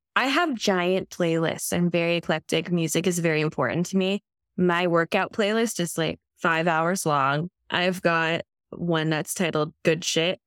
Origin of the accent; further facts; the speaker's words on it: Santa Barbara County, California, United States; also born or lived in New Zealand; I grew up in California, Santa Barbara County, which is where I live now.